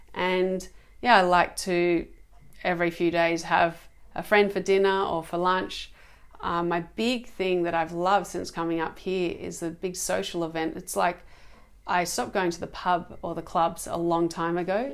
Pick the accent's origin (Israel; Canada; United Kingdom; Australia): Australia; Australia, my um, where I was born, my home country